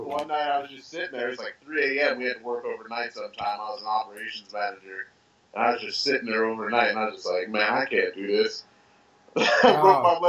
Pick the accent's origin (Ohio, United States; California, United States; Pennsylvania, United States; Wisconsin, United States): Ohio, United States; Steubenville; I grew up in Steubenville, Ohio. You know, a little southeast Ohio, a little small town. Uh-huh. You got to go through West Virginia to get to my town.